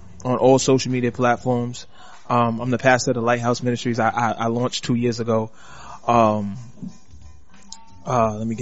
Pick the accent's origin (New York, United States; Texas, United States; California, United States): New York, United States; New York City; growing up in Queens